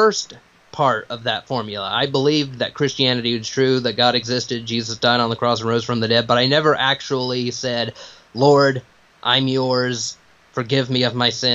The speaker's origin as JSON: {"language": "English", "town": "Piedmont", "region": "South Carolina", "country": "United States", "tie": "born or raised there", "said": "I grew up in the Bible Belt down here in Piedmont, South Carolina, in the upstate area"}